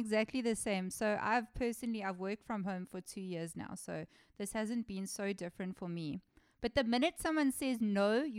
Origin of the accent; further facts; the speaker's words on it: South Africa; Now, as a South African